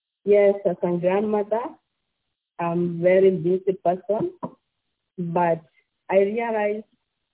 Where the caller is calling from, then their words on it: Ashburn, Virginia, United States; I'm calling from Ashburn, Virginia. I live here with my family.